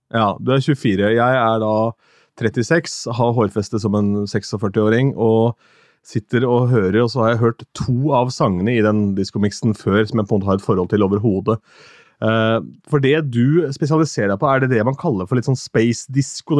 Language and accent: Norwegian; Askim, Østfold, Norway; moved away; Jeg har vært hjemme i Askim